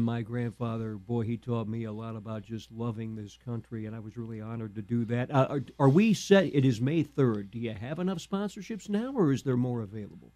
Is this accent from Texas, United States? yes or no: no; Danville, Illinois, United States; I'm from Danville. My dad was an audiologist at the Danville VA for 12 years